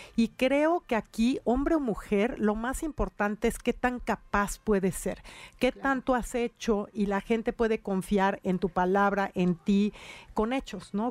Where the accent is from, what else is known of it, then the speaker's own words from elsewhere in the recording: Puebla, Mexico; como mujer y como servidora pública y como poblana